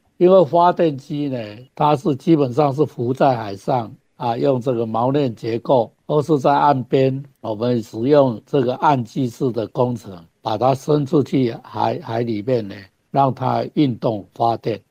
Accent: Taiwan; 我们台湾的冬天有很好的东北季风

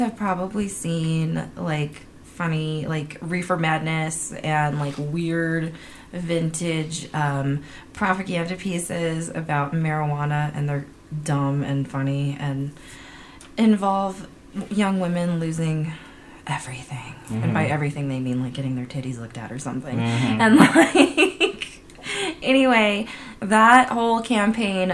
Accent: San Francisco, California, United States; I'm from California. I'm California grown.

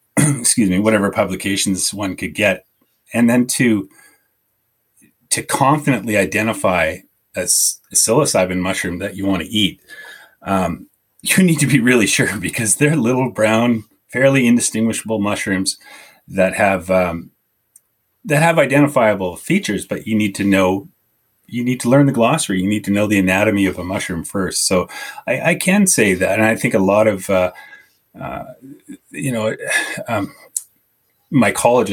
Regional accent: Southern Okanagan, British Columbia, Canada; I grew up in the Southern Okanagan

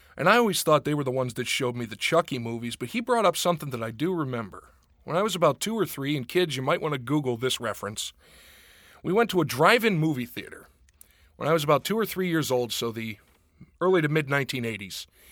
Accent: Pittsburgh, Pennsylvania, United States; growing up in Pittsburgh

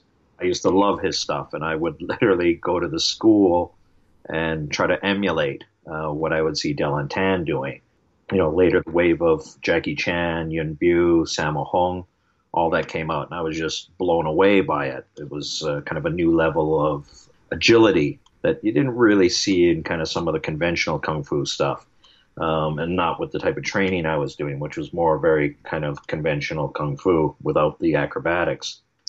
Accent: Vancouver, British Columbia, Canada; moved away as an adult; now in Hong Kong; I'm born and raised in Vancouver, BC, Canada. I'm a little older now. I was born in 61. I moved to Hong Kong back in 1988.

